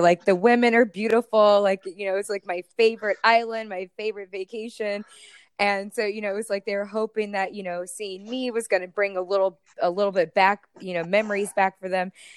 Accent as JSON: {"language": "English", "area": "Tampa Bay area", "region": "Florida", "country": "United States", "tie": "born or raised there", "said": "I actually am a Floridian. I was born and raised right here in the Tampa Bay area."}